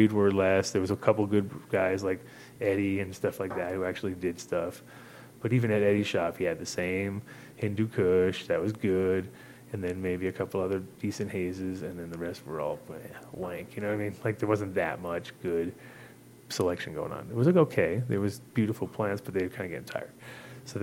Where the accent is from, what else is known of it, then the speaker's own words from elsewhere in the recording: New York, United States; moved away; also born or lived in Amsterdam; I'm like, oh, New York